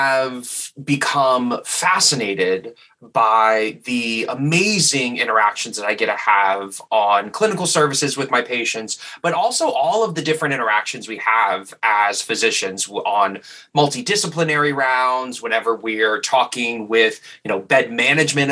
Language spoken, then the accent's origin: English; New Orleans, Louisiana, United States; moved away as an adult; also born or lived in New York; I'm originally from New Orleans